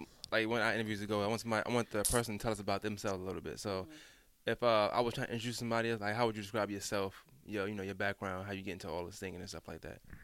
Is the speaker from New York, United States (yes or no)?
yes; New York, United States; moved away; I'm I'm originally from New York